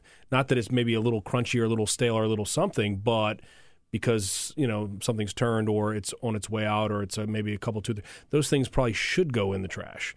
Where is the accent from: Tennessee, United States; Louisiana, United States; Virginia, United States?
Louisiana, United States; New Orleans; also born or lived in Colorado; Came back to my hometown of New Orleans